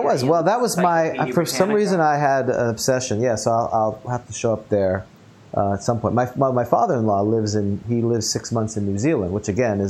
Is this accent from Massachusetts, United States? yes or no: no; New York, United States; now in Orlando, United States; I grew up in New York